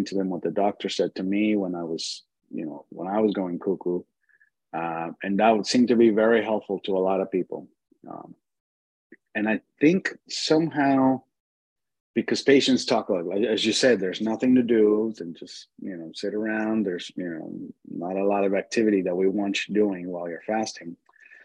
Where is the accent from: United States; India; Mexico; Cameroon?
Mexico; I was born in Mexico.